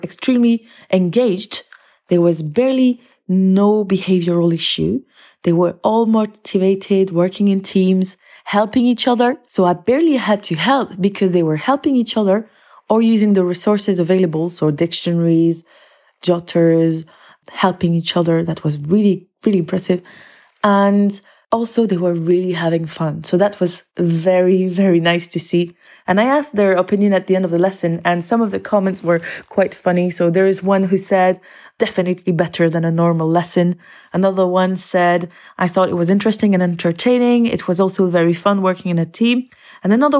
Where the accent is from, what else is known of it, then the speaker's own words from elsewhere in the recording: Belgium; moved away as an adult; now in Aberdeen, United Kingdom; I come from Belgium, but I teach in Scotland in Aberdeen at Bucksburn Academy.